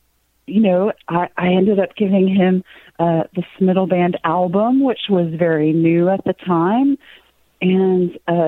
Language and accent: English; Cave Springs, Arkansas, United States; I was born in Cave Springs. It's a little tiny town in between Rogers, Bentonville, Springdale, Fayetteville. It was population 969 when I went to high school, and it's something like 4,900 now.